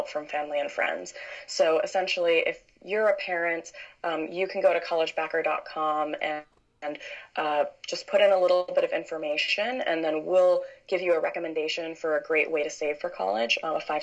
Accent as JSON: {"language": "English", "area": "Chicago suburbs", "region": "Illinois", "country": "United States", "moved": "yes", "lives_now": "San Francisco, United States", "said": "I'm originally from the Chicago suburbs"}